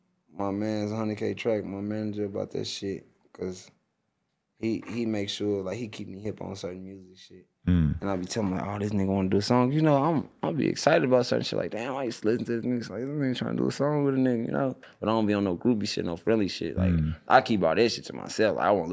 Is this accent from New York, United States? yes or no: no; St. Louis, Missouri, United States; I'm from St. Louis, you know?